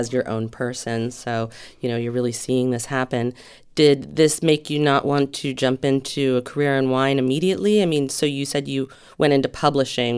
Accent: Santa Barbara, California, United States; I grew up in Santa Barbara

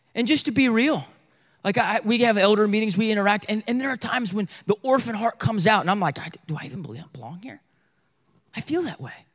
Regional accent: Bible Belt, the South, United States; we're from the South, Bible Belt South

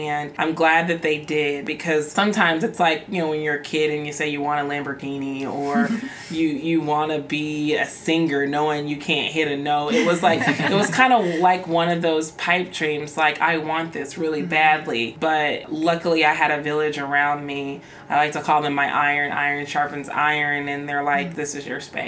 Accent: Mississippi, United States; also born or lived in Oklahoma; now in Iowa, United States; I'm originally from Mississippi. And I came to Drake by way of Oklahoma

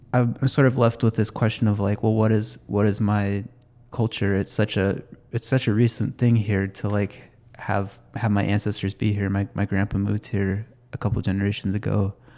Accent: Snohomish County, Washington, United States; I grew up in Snohomish County

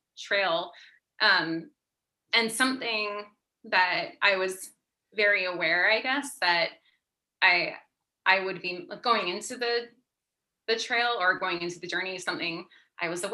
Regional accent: Pennsylvania, United States; I grew up on the East Coast, I grew up in Pennsylvania

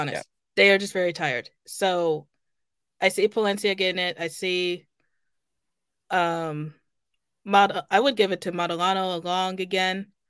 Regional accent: Kansas City, United States; born or raised there; moved away

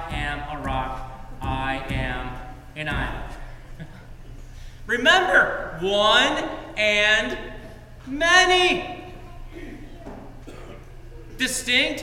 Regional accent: United States; being a Christian directs and drives all that I do as an American

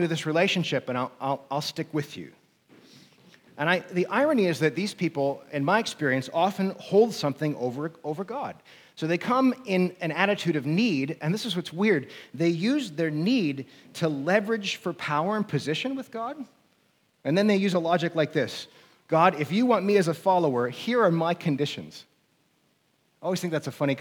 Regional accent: near Chicago, Illinois, United States; I grew up near Chicago

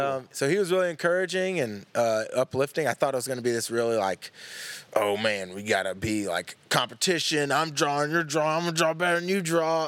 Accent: Louisville, Tennessee, United States; also born or lived in Knoxville, Tennessee; I've grown up in East Tennessee my whole life. I was born in Knoxville

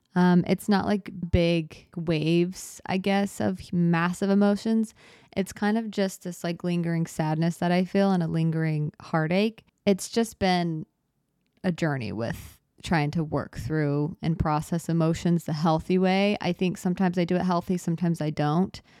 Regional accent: Arizona, United States; moved away; I grew up in Arizona

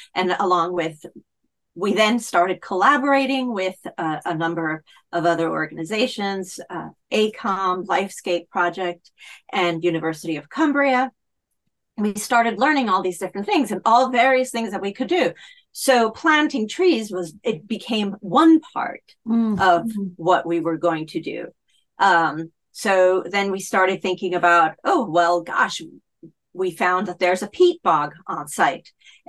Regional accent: Italy; now in United Kingdom; I've been living in the UK for a very long time, a couple of decades, in fact. And I grew up in Italy as well.

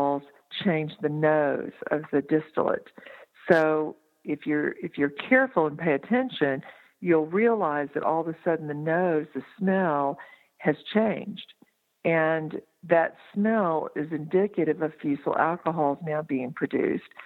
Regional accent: Texas, United States; now in Asheville, United States; I grew up in Texas.

